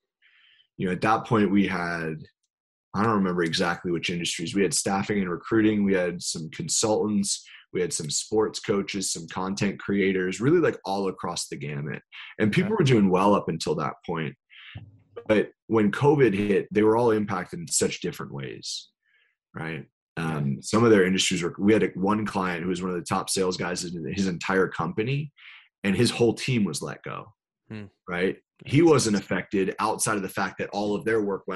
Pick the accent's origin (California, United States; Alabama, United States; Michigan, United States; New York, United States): New York, United States; I'm from New York